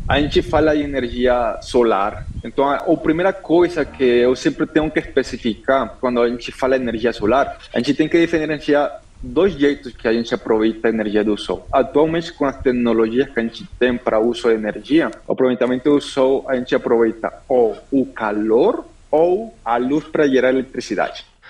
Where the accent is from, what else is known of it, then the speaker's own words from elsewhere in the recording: northern Colombia, Colombia; Portuguese is a second language; moved away as an adult; also born or lived in Medellín / São Paulo, Brazil; now in Brazil; eu sou da Colômbia, parte norte da Colômbia, eh, eu nasci no interior, no estado da Colômbia